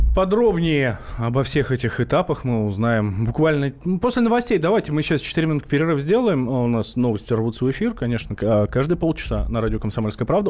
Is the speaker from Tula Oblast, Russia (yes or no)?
no; Moscow, Russia; Как простой москвич, как простой обыватель